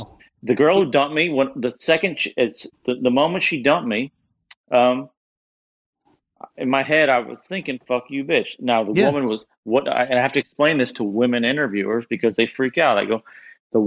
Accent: Kentucky, United States; I grew up in Kentucky where kind of everyone had a guitar around.

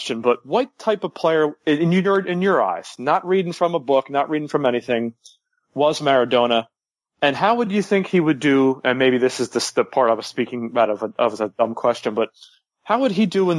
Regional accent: United States; I mean, I'm an American. I have no ties to Argentina

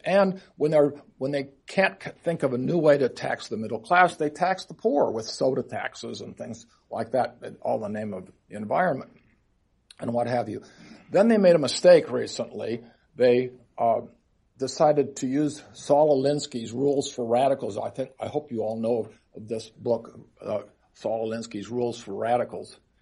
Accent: Seattle, Washington, United States; in my hometown of Seattle

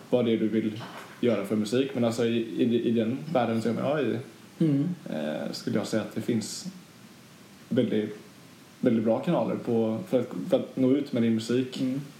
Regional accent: Sweden; jag är svensk motherfucker.

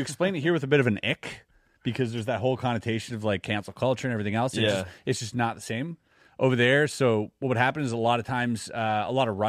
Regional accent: Germany; born there; English is a second language; Yeah, I was born in Germany, by the way.

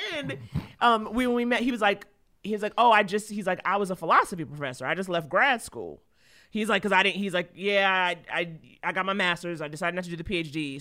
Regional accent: New York City, New York, United States; I grew up in Harlem.

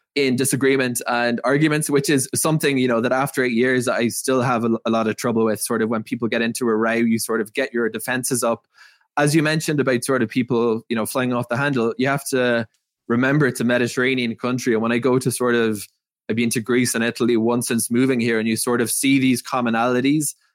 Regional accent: Cork, Munster, Ireland; moved away as an adult; now in Jerusalem, Israel; I grew up in Cork

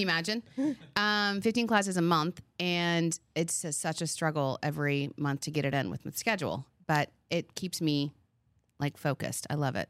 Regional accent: Long Island, New York, United States; We're from Long Island, so we say how you doing, how you doing.

